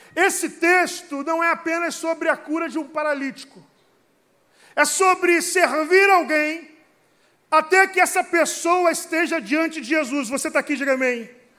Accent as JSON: {"language": "Portuguese", "region": "Rio de Janeiro", "country": "Brazil", "said": "eu sou lá do Rio de Janeiro, o sotaque também acusa"}